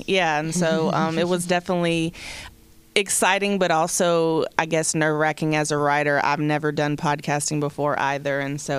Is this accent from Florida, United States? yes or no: yes; Florida, United States; now in Knoxville, United States; I was raised in Florida, so that's also why I think my identity's a little been disconnected.